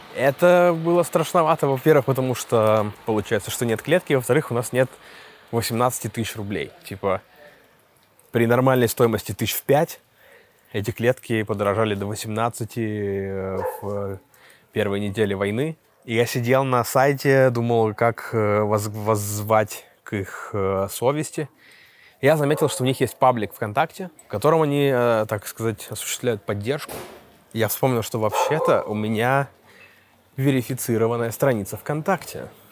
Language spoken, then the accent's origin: Russian; Russia; moved away as an adult; now in Istanbul, Turkey; я из России